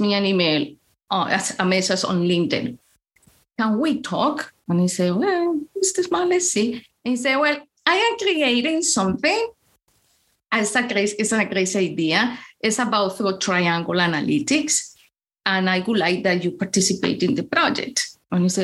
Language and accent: English; Colombia; English is a second language; moved away as an adult; now in Chicago, United States; I am from Colombia